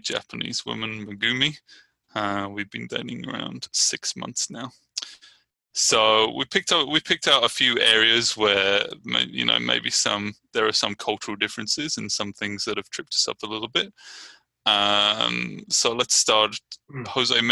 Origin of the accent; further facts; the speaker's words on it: Brighton, South East England, United Kingdom; moved away as an adult; now in Richmond, United States; I'm from Brighton, England, and I'm living in Richmond, California